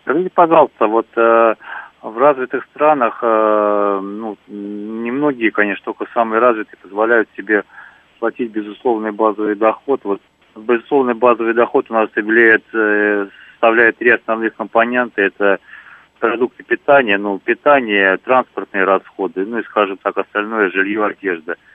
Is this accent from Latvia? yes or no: no; Moscow, Russia